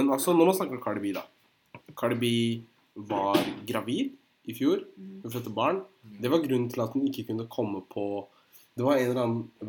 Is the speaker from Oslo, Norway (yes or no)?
no; Holmestrand, Vestfold, Norway; Jeg er fra Holmestrand.